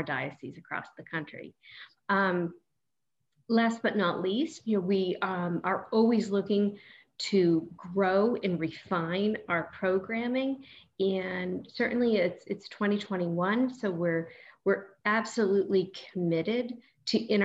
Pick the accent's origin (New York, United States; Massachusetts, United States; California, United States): Massachusetts, United States; North Shore; moved away; I grew up on the North Shore